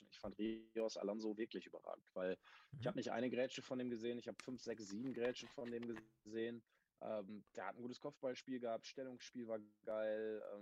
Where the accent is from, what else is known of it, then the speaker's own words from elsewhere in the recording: Essen, North Rhine-Westphalia, Germany; Als Essener denkst du, die haust hier weg.